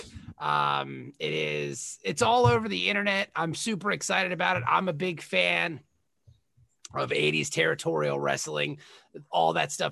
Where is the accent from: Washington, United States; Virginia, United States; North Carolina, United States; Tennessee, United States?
Virginia, United States; Norfolk; I grew up in Norfolk, Virginia